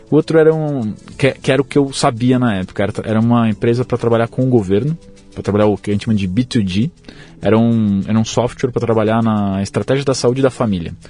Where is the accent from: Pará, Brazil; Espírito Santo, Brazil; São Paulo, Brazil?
São Paulo, Brazil; Eu sou de São Paulo, nasci aqui, morei aqui minha vida toda